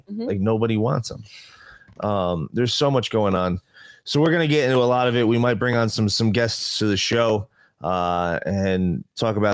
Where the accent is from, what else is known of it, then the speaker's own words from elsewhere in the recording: New Jersey, United States; now in Las Vegas, United States; I come from New Jersey area where service is everywhere